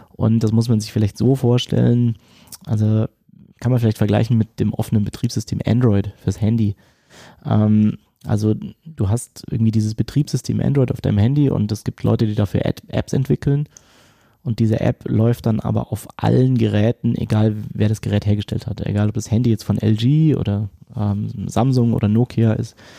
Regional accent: near Stuttgart, Baden-Württemberg, Germany; accent: Swabian; ich bin bei Stuttgart aufgewachsen

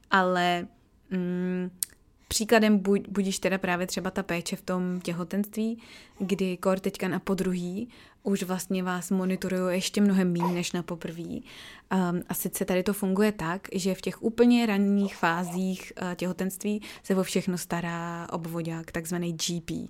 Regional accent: Czechia; moved away; už prostě 8 let v Čechách nežiju, jo. Ale přijde mi, že tady se s tím tolik necrcají, jako u nás v Čechách

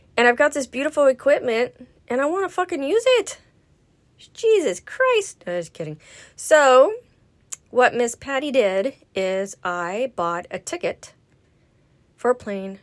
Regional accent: Los Angeles, California, United States; we were growing up in the San Fernando Valley in Chatsworth

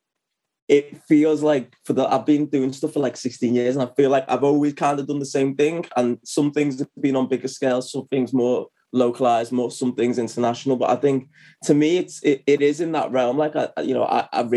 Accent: Liverpool, North West England, United Kingdom; I'm from Liverpool. I'm still based in Liverpool, which is northwest of England.

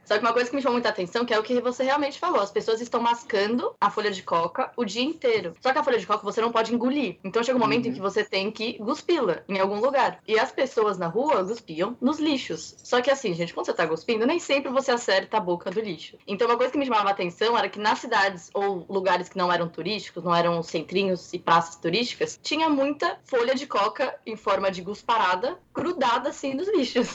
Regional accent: São Paulo, Brazil; um deles eu sei que é ser paulista

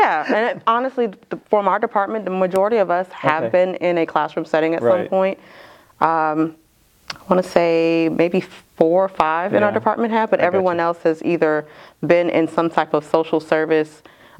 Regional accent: Maryland, United States; also born or lived in Hawaii; now in South Carolina, United States; So born in Hawaii, but I've lived all over the country. We settled in Maryland, and I graduated from high school in Maryland.

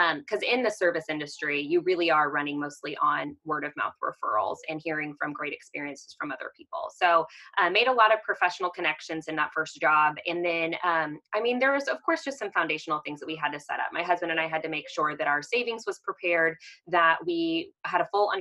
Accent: Kansas City, United States; also born or lived in Texas; I am originally from the Kansas City area. So I am a Midwest girl at heart.

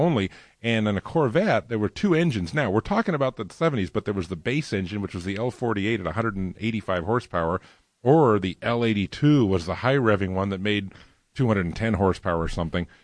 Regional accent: Los Angeles, California, United States; also born or lived in Burbank / New Jersey; I was actually born and raised, uh, primarily in the San Fernando Valley. I was born in Burbank, but we lived in New Jersey for about two and a half years when I was a real small toddler

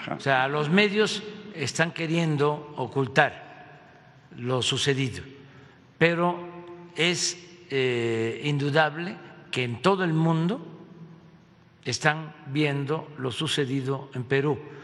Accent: Villahermosa, Tabasco, Mexico; en Villahermosa, en mi tierra

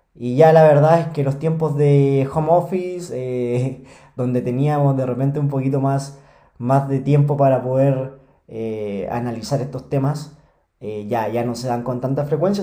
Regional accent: Chile; yo soy chileno. Eh, acá en Chile

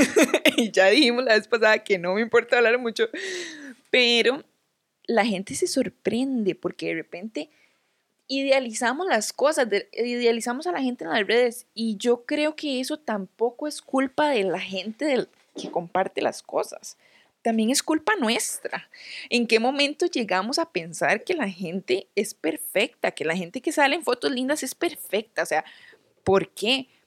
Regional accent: Guápiles, Limón, Costa Rica; moved away; no soy de San José, ¿verdad? Soy de Guapiles

